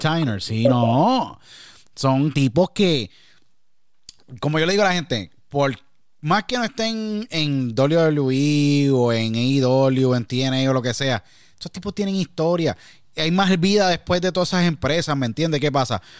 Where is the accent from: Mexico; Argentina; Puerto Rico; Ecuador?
Puerto Rico; now in United States; tuve que salir de Puerto Rico y emigrar a Estados Unidos.